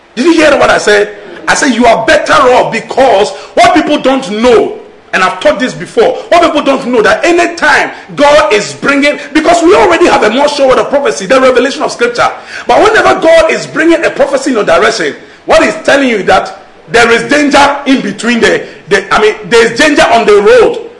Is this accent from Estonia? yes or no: no; Nigeria; accent: Nigerian English; I'm speaking Nigerian English